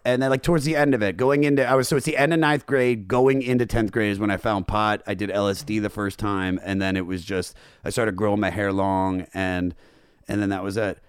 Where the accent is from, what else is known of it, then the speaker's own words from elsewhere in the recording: Germantown, Maryland, United States; moved away; also born or lived in Baltimore; I'm Germantown, right outside of D.C. I lied for a long time and said I was from Baltimore because I lived there for 10 years and I thought it made me cooler, but yeah. I'm really from the suburbs of D.C.